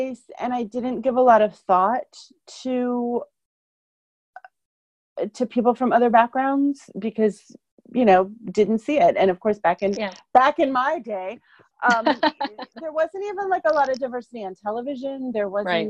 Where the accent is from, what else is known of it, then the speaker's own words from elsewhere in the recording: Columbus, Ohio, United States; I grew up in Columbus, Ohio